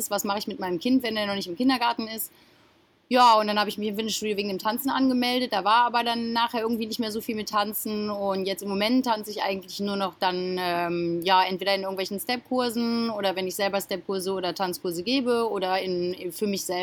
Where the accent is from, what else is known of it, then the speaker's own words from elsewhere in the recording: Germany; now in Mallorca, Spain; Genau, ich komme aus Deutschland.